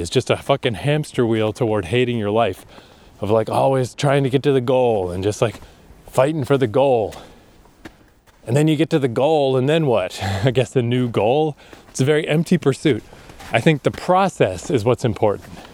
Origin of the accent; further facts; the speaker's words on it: Fredericton, New Brunswick, Canada; moved away as an adult; also born or lived in Toronto / Japan; coming back to my hometown